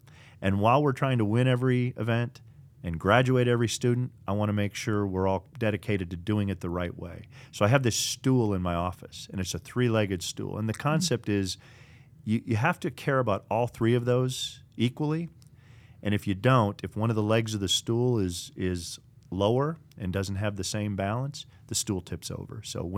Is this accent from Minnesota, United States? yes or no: yes; Minneapolis, Minnesota, United States; also born or lived in Burnsville; I grew up in the Twin Cities area, Minneapolis, and you know, a few locations there, Burnsville, for those that drive up and down I-35 from sixth grade on.